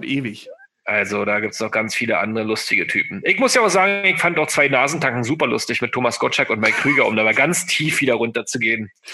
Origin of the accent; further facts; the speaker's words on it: Berlin, Germany; bei uns in Berlin